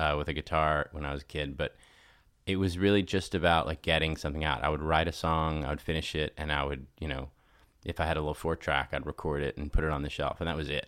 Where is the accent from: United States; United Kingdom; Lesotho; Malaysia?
United States; Nashville, Tennessee; moved away as an adult; also born or lived in Los Angeles; I was growing up in Nashville